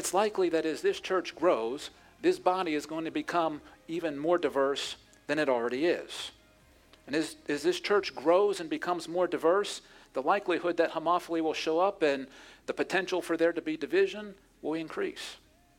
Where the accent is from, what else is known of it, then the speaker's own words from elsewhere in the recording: Pittsburgh, Pennsylvania, United States; my hometown of Pittsburgh